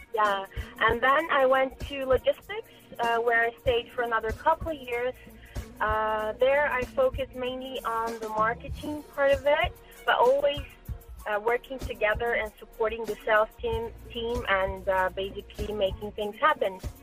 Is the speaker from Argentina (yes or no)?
no; Brazil; moved away as an adult; I'm originally from Brazil, uh, born and grown in Brazil.